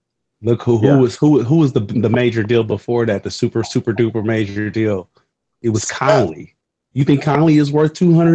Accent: Los Angeles, California, United States; I'm from South Central.

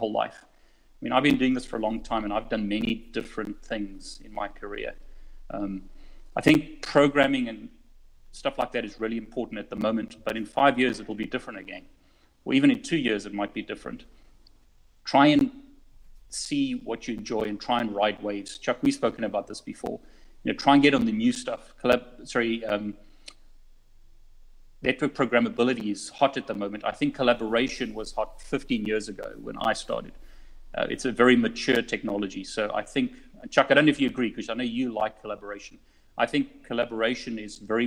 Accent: South Africa; moved away as an adult; now in United Kingdom; I'm originally from South Africa. So I moved to the UK many years ago.

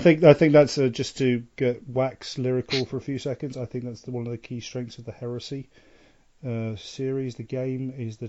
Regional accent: England, United Kingdom; now in Sweden; I'm English.

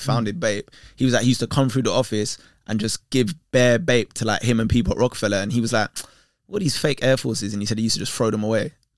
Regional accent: London, United Kingdom; I grew up in Tottenham with Green

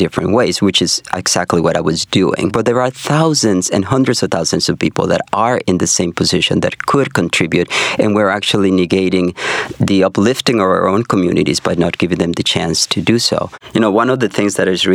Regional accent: Honduras; now in Chicago, United States; originally from Honduras, I'm literally one of those people that came to America looking for that new hope

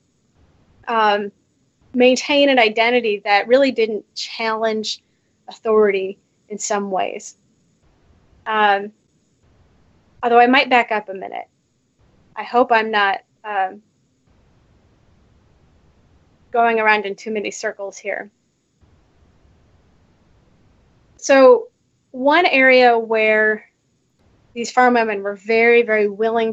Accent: Council Bluffs, Iowa, United States; I grew up in Council Bluffs, Iowa

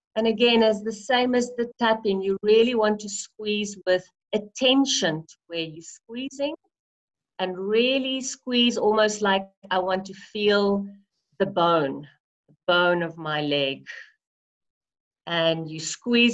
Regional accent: South Africa; i am a South African

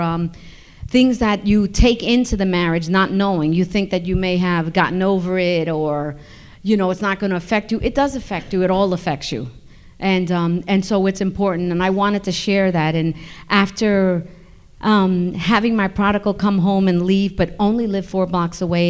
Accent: New York, United States; I'm from New York

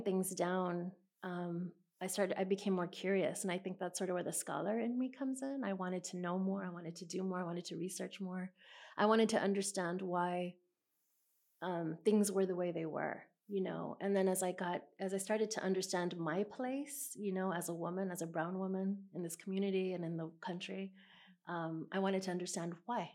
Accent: San Antonio, Texas, United States; I grew up about 4 miles from where we're sitting right now, south of here

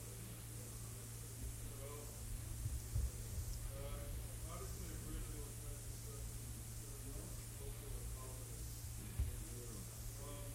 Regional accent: United States; first language English; I don't think that I can be said to have lost my native language since I was born here

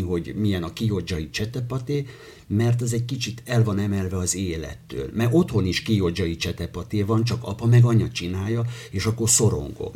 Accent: Hortobágy, Hajdú-Bihar, Hungary; also born or lived in Debrecen; Általános iskolába Hortobágyon nőttem föl

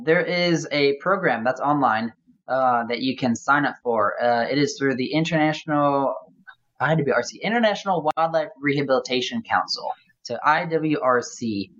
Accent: Louisville, Kentucky, United States; as well as in my hometown here, in my town now, in Louisville, Kentucky.

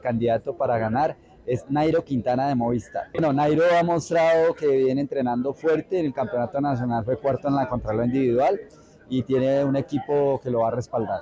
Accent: Colombia; nosotros como colombianos somos muy pasionales

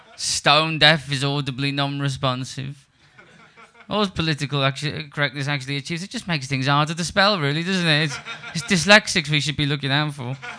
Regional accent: Liverpool, North West England, United Kingdom; also born or lived in Surbiton, London; now in London, United Kingdom; I'm from Liverpool. Um, I live in London.

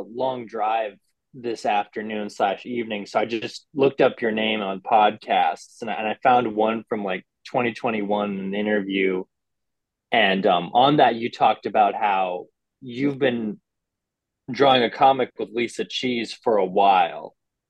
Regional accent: Brooklyn, New York, United States; Let me read my bio. I'm from Brooklyn.

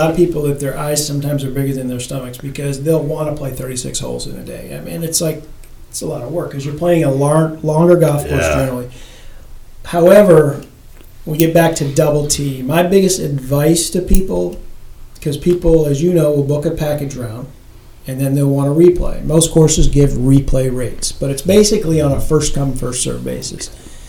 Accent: Pennsylvania, United States; It's like I'm being from Pennsylvania and Heslin.

